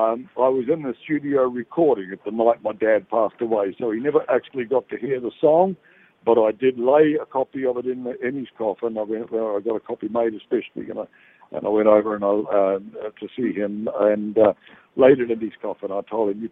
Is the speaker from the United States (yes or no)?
no; New Zealand; now in Australia; living in Australia and New Zealand, I'm actually originally from New Zealand.